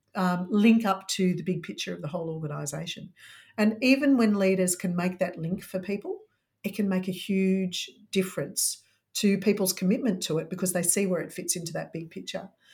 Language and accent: English; Melbourne, Victoria, Australia; I'm from Melbourne, so lockdown city